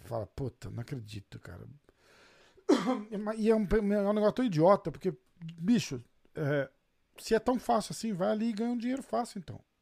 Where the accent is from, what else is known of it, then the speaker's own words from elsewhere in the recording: Brazil; a gente é brasileiro